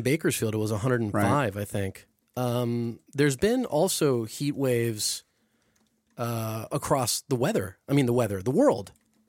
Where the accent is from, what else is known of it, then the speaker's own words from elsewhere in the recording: Mexico City, Mexico; moved away; I grew up in Mexico City